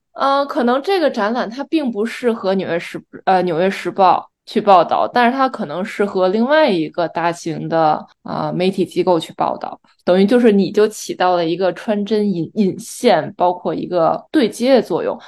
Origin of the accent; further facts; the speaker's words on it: China; now in New York, United States; 可能身为中国人